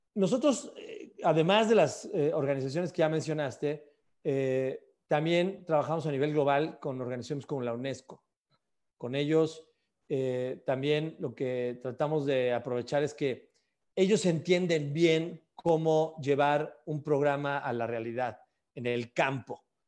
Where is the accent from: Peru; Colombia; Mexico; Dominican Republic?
Mexico; en mi caso siendo mexicano